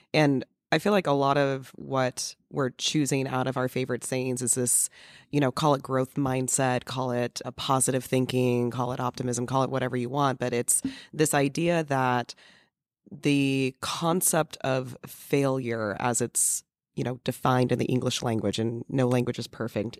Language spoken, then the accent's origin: English; California, United States; growing up in California